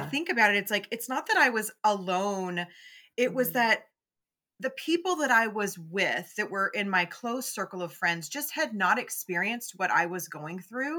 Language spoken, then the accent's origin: English; Memphis, Tennessee, United States; I'm mm. from the South. I grew up in Memphis